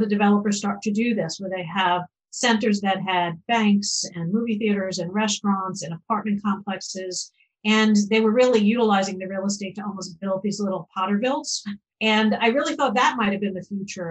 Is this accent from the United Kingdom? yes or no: no; Long Island, New York, United States; growing up on Long Island